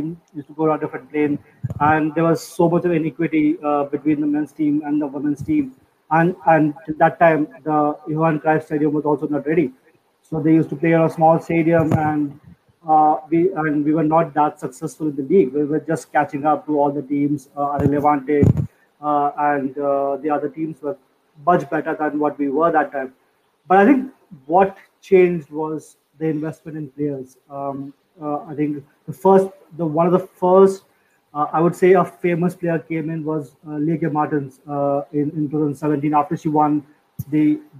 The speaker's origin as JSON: {"language": "English", "country": "India", "said": "I'm from India"}